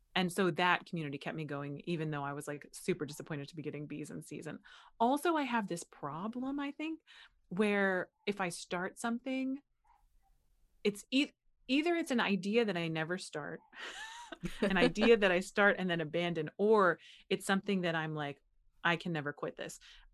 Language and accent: English; Butler, Pennsylvania, United States; And then when I came back, when I moved back to the US, it was very like, where are you from? And I was like, mm-hmm. I'm from here in Butler, Pennsylvania.